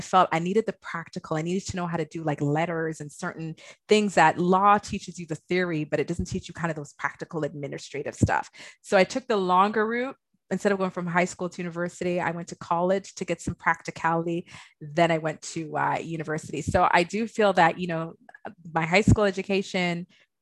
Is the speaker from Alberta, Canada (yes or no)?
no; Toronto, Ontario, Canada; I grew up in Malvern, but I went to Laurier, which is like kind of by Galloway, Morningside area